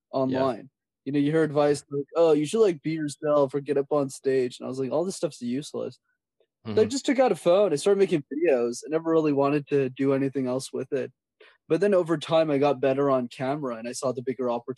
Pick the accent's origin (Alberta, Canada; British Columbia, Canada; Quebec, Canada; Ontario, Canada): Quebec, Canada; Montreal; when I was a kid growing up in Montreal